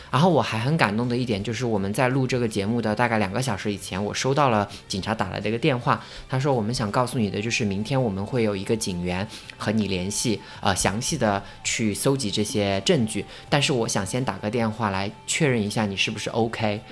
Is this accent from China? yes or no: yes; China; now in London, United Kingdom; 因为我是中国人